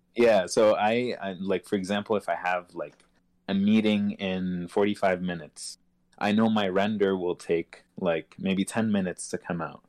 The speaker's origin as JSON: {"language": "English", "country": "Egypt", "tie": "born or raised there", "moved": "yes", "said": "growing up in Egypt"}